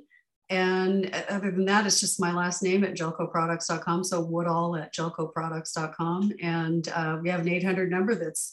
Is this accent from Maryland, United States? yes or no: no; California, United States; now in Arizona, United States; I grew up in California